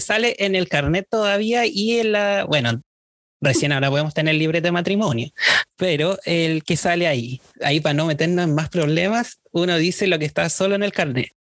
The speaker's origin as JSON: {"language": "Spanish", "town": "Viña del Mar", "region": "Valparaíso", "country": "Chile", "said": "yo soy de Viña"}